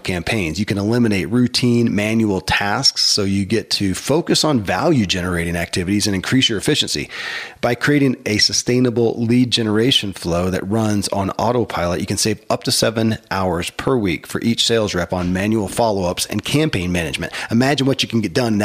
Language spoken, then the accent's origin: English; the Bible Belt, United States; I grew up in the Bible Belt